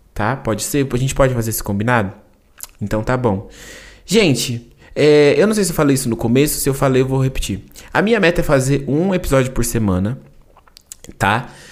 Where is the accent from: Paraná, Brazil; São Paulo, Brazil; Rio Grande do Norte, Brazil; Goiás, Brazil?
São Paulo, Brazil; accent: paulista R; eu sou paulista, né? Eu falo porta